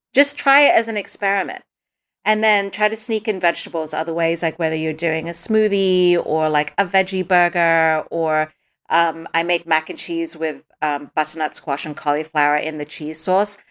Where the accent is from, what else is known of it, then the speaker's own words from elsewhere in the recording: Dubai, United Arab Emirates; moved away; When I was little, I grew up in Dubai